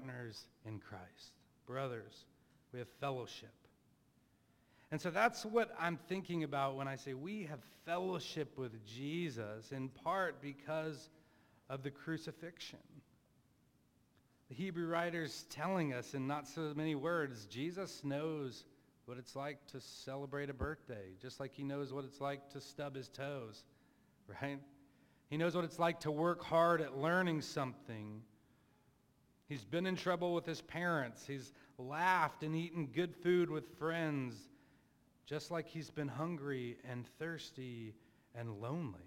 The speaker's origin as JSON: {"language": "English", "town": "Plano", "region": "Texas", "country": "United States", "tie": "born or raised there", "said": "I grew up in Plano, Texas as a, upper middle class white guy"}